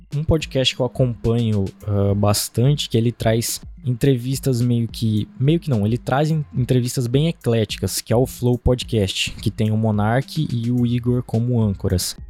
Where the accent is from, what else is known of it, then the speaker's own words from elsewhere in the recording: Diamantino, Mato Grosso, Brazil; eu sou de, da cidade de Diamantino.